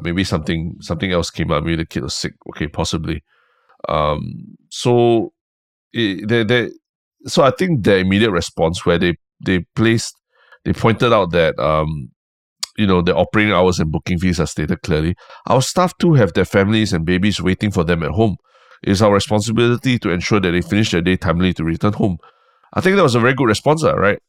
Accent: Singapore; as a Singaporean

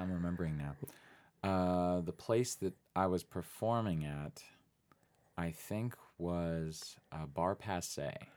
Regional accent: Phoenix, Arizona, United States; also born or lived in East Coast / West Coast; now in Tucson, United States; I'm from Phoenix, Arizona, originally, born and raised

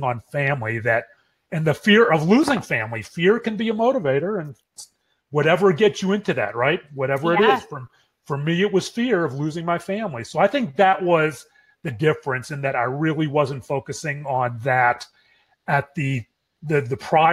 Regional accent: Pittsburgh, Pennsylvania, United States; now in Dallas, United States; We grew up in Pittsburgh, and we live walking distance to each other in Dallas.

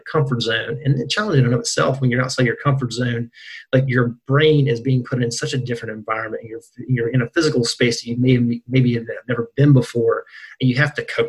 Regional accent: Burnsville, West Virginia, United States; also born or lived in Morgantown, West Virginia; I'm from West Virginia. I guess I'm a townie now, too. I've been in Morgantown since 2005, from center part of the state. So as deep in the West Virginia as you can get, Braxton County, Burnsville area.

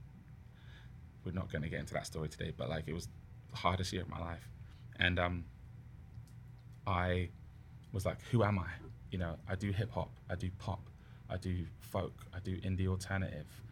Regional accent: Southampton, South East England, United Kingdom; also born or lived in Ghana; now in Vancouver, Canada; the BBC Introducing DJ in Southampton, my hometown

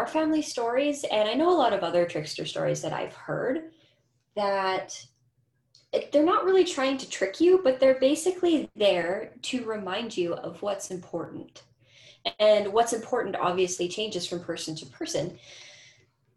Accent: Winnipeg, Manitoba, Canada; also born or lived in St. Ambrose, Manitoba; now in Edmonton, Canada; I was born in Treaty One territory, which is Winnipeg

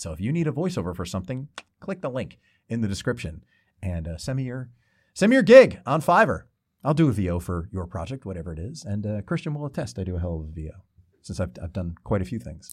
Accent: Lakewood, New Jersey, United States; I grew up in Lakewood, New Jersey

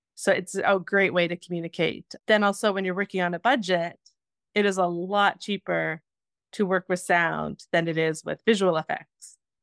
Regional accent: Spruce Grove, Alberta, Canada; moved away; also born or lived in Edmonton; I was born in Edmonton and then was raised pretty much just outside of Spruce Grove

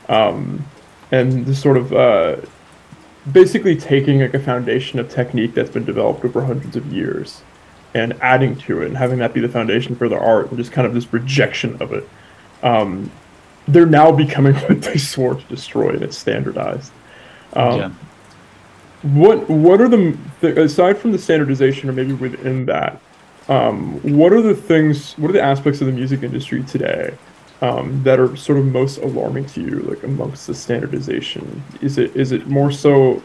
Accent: Bay Area, California, United States; I'm from the Bay Area, and I've heard people talk about Bay Area slang, and they'll bring up words that I haven't even heard of them

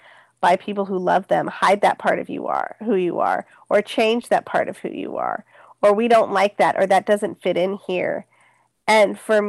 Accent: Bay Area, California, United States; I grew up in the Bay Area

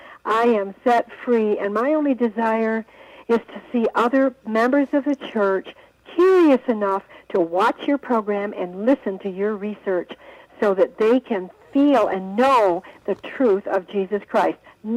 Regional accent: Palmyra, New York, United States; now in Salt Lake City, United States; I'm actually from Palmyra, New York.

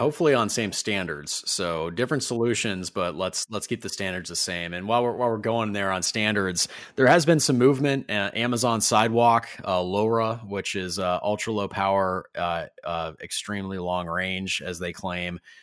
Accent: Ferndale, Michigan, United States; In my hometown in Metro Detroit and Ferndale

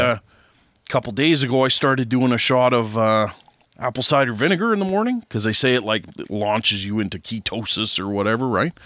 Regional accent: Canada

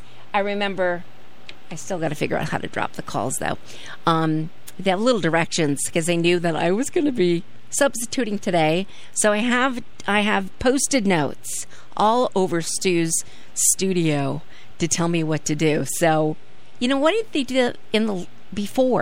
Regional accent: California, United States; now in Norwich, United States; As a Californian

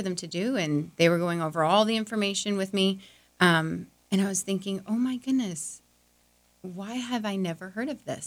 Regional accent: Orlando, Florida, United States; moved away as an adult; now in Lakeland, United States; I'm originally from Orlando, so not too far away

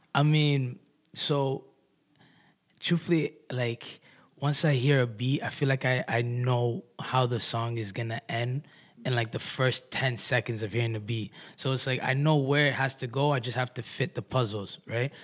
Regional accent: Kitchener, Ontario, Canada; I'm an artist from Kitchener Waterloo.

